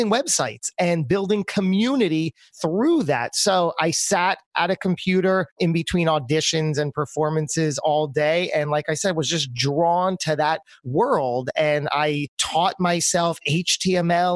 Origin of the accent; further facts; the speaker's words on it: New Jersey, United States; also born or lived in New York City; my home state of New Jersey